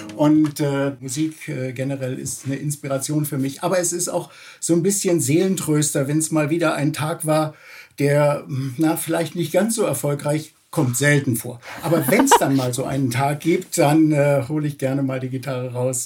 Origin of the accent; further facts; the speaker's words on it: Berlin, Germany; ich bin tatsächlich in Berlin Tempelhof geboren und äh, lebe auch äh, eigentlich mein ganzes Leben in Berlin